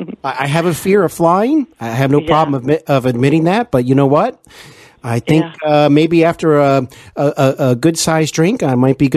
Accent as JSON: {"language": "English", "town": "Cincinnati", "region": "Ohio", "country": "United States", "tie": "born or raised there", "said": "I host Hollywood & Beyond here in my hometown of Cincinnati, Ohio."}